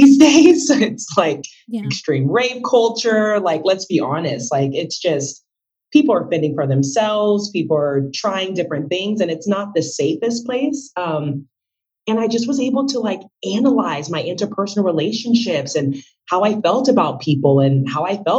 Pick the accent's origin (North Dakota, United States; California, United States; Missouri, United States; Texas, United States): Texas, United States; I was born in Texas to Marie Kambu and Innocent Olenge, my parents. They're from West Africa.